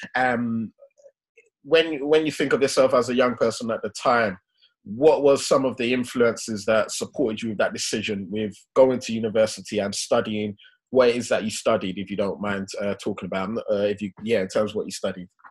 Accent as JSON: {"language": "English", "region": "London", "country": "United Kingdom", "tie": "born or raised there", "said": "we grew up in Hackney"}